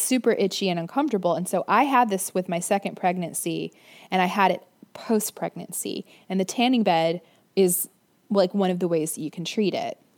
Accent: Florida, United States; I grew up in Florida.

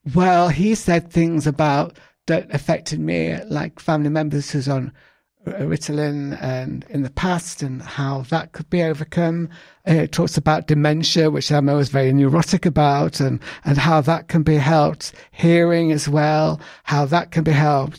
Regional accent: England, United Kingdom; I'm English

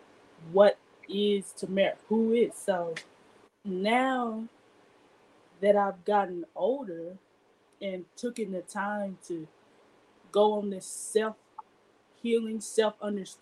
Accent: Clarendon, Arkansas, United States; also born or lived in Little Rock, Arkansas; I am from Clarendon, Arkansas

